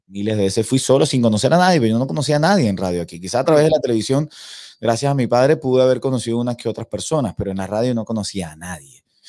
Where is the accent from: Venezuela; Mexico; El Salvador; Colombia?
Venezuela; San Cristóbal, Táchira; first language Spanish; moved away as an adult; also born or lived in Caracas, Venezuela / Valencia, Venezuela; now in Miami, United States; Crecí en, una, en la provincia venezolana, no soy de la capital, soy de San Cristóbal, de los Andes venezolanos.